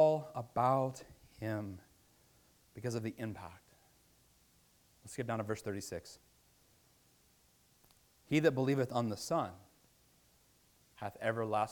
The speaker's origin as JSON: {"language": "English", "region": "Virginia", "country": "United States", "said": "I'm from Virginia"}